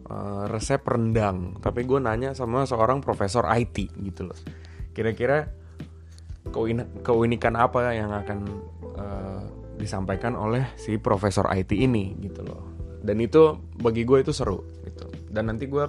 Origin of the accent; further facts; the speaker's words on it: Jakarta, Indonesia; born there; And then gue lahir di Jakarta tanggal 16 Desember 1992.